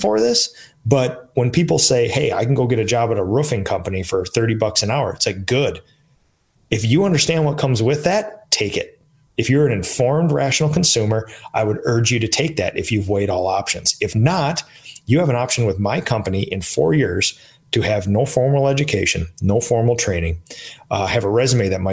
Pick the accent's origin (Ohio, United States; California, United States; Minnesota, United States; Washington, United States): Minnesota, United States; in Minnesota, my hometown